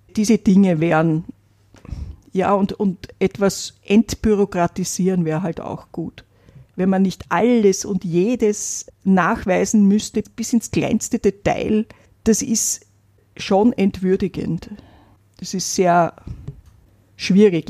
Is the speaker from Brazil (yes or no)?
no; Vienna, Austria; Ich bin in Wien aufgewachsen